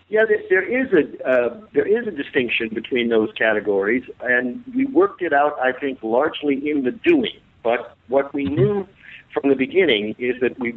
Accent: United States; growing up as an American in those years.

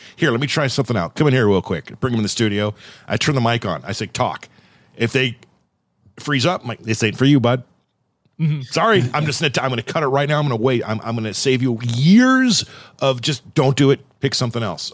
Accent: Thousand Oaks, California, United States; moved away as an adult; now in Oregon, United States; I grew up in Thousand Oaks

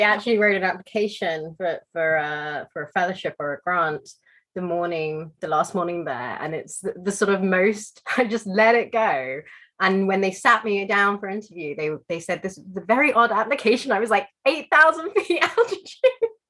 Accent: London, United Kingdom; I grew up in London

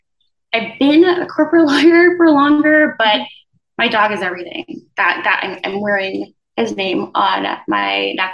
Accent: U.S. Virgin Islands; moved away as an adult; also born or lived in Philadelphia; now in New York, United States; I'm originally from the Virgin Islands, believe it or not, born and raised, and I moved to the U.S. to go to college. So I was in Philly for 4 years before coming to New York.

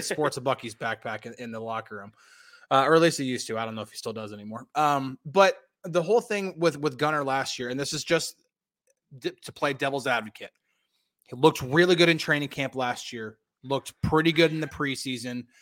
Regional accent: New Jersey, United States; also born or lived in Pittsburgh / Texas; now in Dallas, United States; I was born and raised in New Jersey

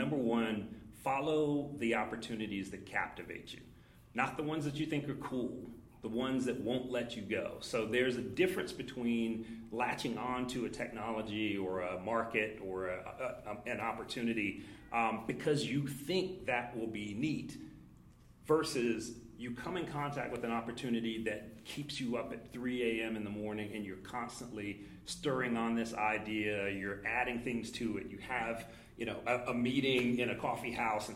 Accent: Durham, North Carolina, United States; moved away as an adult; I'm a Durham native. I'm a returning Durham native. Grew up here in the shadow

